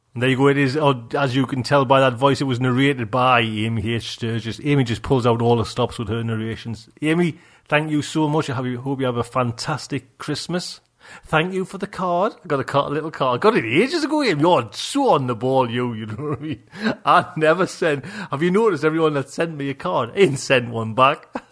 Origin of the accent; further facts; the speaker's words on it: Geordie, North East England, United Kingdom; accent: Geordie; I'm getting Geordie now